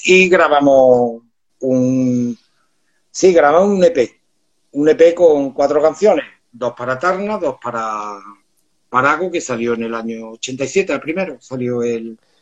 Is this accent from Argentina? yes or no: no; Córdoba, Andalusia, Spain; trabajaba yo por aquel entonces con 16 añitos, trabajaba en una platería, que en Córdoba se conoce por eh, la las ciudades de los plateros